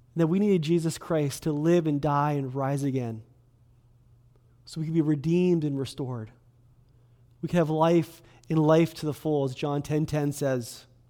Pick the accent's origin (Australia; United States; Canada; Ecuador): Canada; Kelowna, British Columbia; I was born and raised in Kelowna.